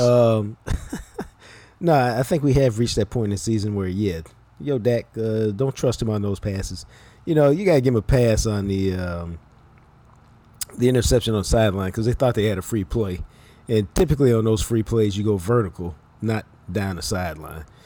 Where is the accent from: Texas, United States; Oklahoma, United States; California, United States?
Texas, United States; Dallas; I'm from Dallas